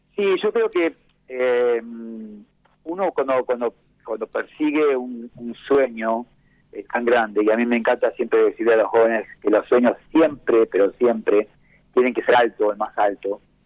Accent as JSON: {"language": "Spanish", "area": "Mar del Plata", "region": "Buenos Aires Province", "country": "Argentina", "said": "soy una platense"}